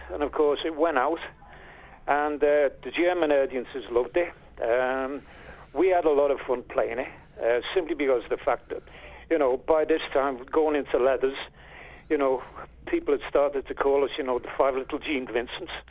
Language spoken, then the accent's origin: English; Liverpool, North West England, United Kingdom